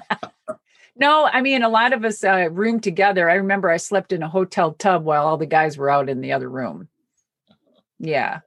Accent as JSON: {"language": "English", "region": "Minnesota", "country": "United States", "said": "I'm from Minnesota"}